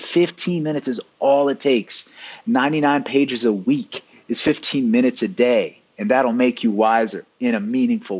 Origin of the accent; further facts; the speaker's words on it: the South, Appalachia, United States; moved away as an adult; also born or lived in Silicon Valley; I'm from the South, I'm from, you know, Appalachia.